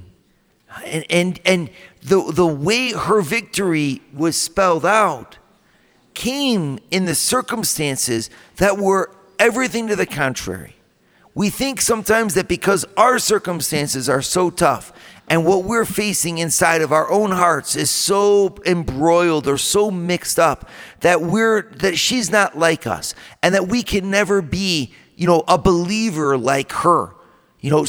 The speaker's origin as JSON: {"language": "English", "town": "Toledo", "region": "Ohio", "country": "United States", "said": "from Toledo"}